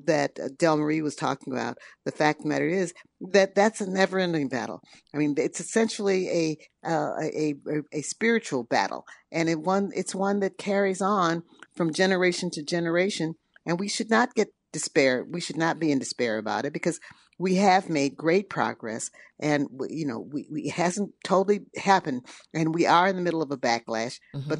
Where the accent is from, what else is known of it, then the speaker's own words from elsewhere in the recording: Chicago, Illinois, United States; We have moved forward from the time I was a little girl growing up in Chicago.